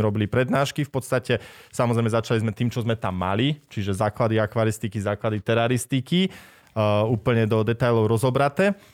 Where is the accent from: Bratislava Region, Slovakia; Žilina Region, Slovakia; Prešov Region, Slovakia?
Žilina Region, Slovakia; Martin; now in Košice, Slovakia; Ja som Martinčan pôvodne